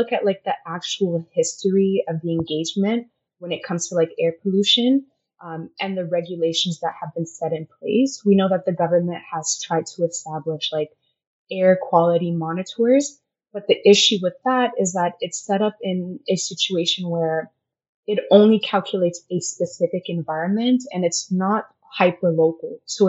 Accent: Senegal; In my middle school years, I was sort of raised there.

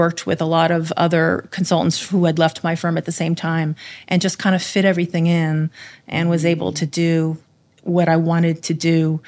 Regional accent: New Jersey, United States; grew up in New Jersey

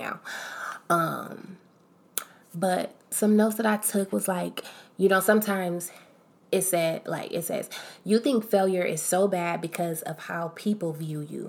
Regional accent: Akron, Ohio, United States; I'm from Akron, Ohio

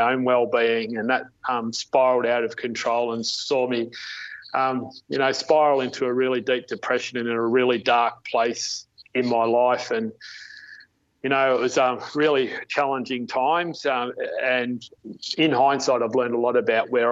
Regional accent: Melbourne, Victoria, Australia; also born or lived in Goulburn Valley; I was born and bred in Melbourne, and I lived in Melbourne till I was 15

